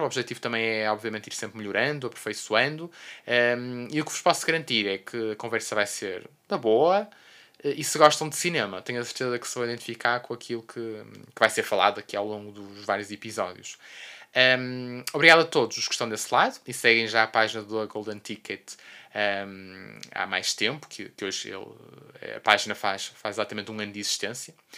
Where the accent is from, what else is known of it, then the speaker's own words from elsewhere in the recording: Porto, Norte, Portugal; sou do Porto, born and raised